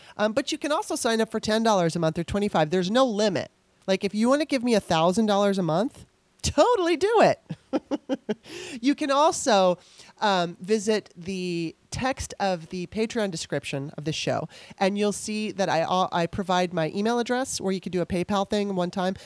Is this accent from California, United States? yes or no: yes; Los Angeles, California, United States; moved away as an adult; now in Maryland, United States; decided she wanted to move to Los Angeles, so we moved there. And I lived there all the way up until 2009